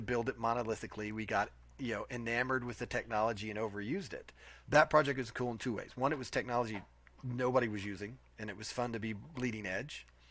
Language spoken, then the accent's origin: English; Nashville, Tennessee, United States; We are born and bred in Nashville. I'm a native